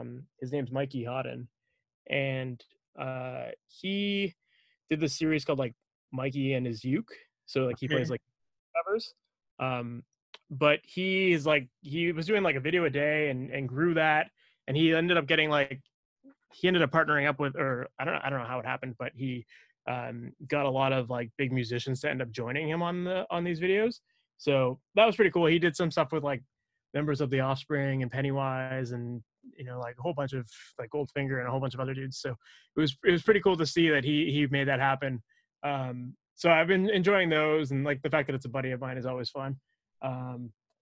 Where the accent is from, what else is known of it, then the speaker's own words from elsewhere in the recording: Oakville, Ontario, Canada; I grew up in Oakville